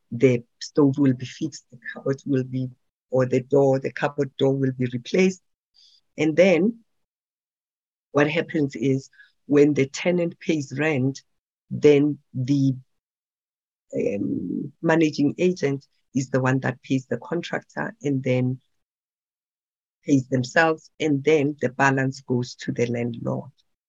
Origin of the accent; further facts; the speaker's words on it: Pretoria, Gauteng, South Africa; Soweto is too far for me. I'm from Pretoria. I only understand Pretoria and Tembisa.